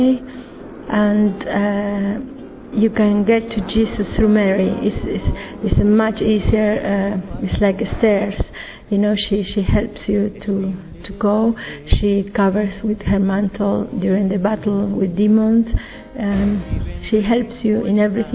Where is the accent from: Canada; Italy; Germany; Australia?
Italy; I'm from Italy